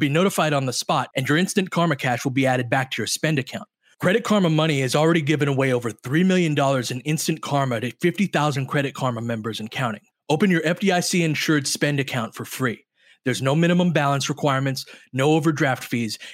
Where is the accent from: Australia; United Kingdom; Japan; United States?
United States; Littlerock, California; I grew up in Little Rock, California, which is as small as it sounds